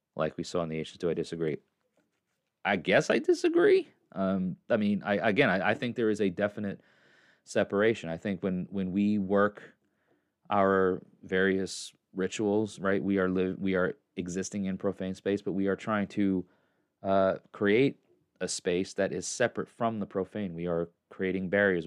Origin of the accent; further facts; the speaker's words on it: New York, United States; now in Tennessee, United States; I'm from New York and I live in Tennessee